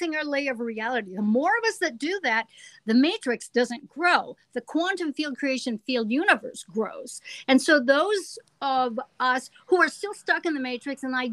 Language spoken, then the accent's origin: English; California, United States; moved away as an adult; I'm from California